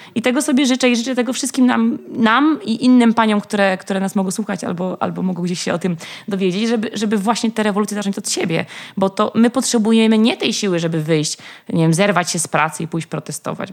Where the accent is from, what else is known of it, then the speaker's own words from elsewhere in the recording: Warsaw, Masovian Voivodeship, Poland; skąd jestem, że z Warszawy